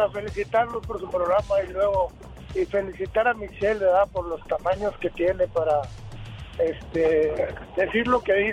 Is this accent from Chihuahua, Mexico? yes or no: yes; Chihuahua, Mexico; now in El Paso, United States; yo soy mexicano y de Chihuahua.